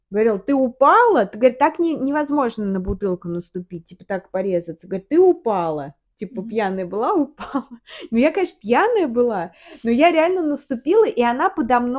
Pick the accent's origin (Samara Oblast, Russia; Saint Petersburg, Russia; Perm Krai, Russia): Samara Oblast, Russia; Samara; also born or lived in Moscow; Да. Наш родной город. А в Самару мы приехали